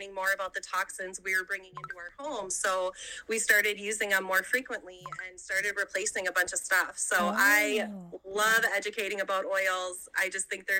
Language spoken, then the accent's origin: English; Minnesota, United States; I'm from Minnesota, born and raised.